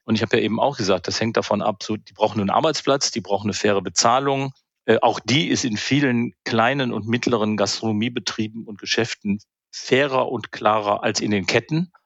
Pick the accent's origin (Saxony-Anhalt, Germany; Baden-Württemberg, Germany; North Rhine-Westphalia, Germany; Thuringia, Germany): North Rhine-Westphalia, Germany; Alt and Helau area; now in Berlin, Germany; ich bin ja im Alt- und Helau-Raum aufgewachsen und dann in den äh, Kölsch- und Alav-Raum gezogen